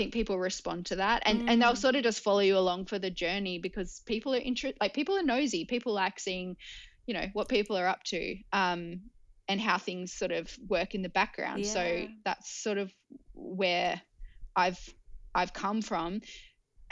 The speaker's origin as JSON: {"language": "English", "town": "Newcastle", "region": "New South Wales", "country": "Australia", "said": "We're actually all from Newcastle"}